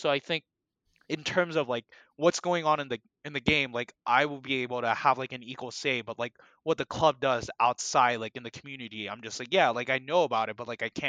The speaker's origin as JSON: {"language": "English", "country": "United States", "said": "they know that I'm from the US, judging by my judging by my accent"}